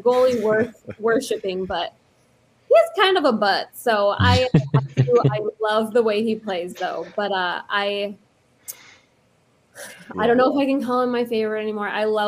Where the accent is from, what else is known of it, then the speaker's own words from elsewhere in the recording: Loveland, Colorado, United States; I grew up in Loveland for the most part. We kind of moved around quite a bit, but Colorado is where we claim home. I'm in Iowa now.